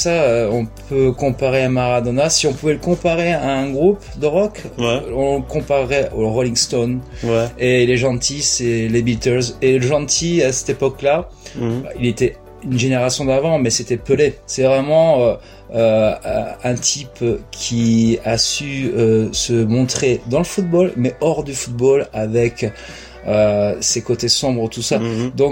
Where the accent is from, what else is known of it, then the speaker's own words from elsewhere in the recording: Lacanau, Nouvelle-Aquitaine, France; j'ai 40 ans. Je suis originaire de Lacano, je suis mm. moniteur de surf.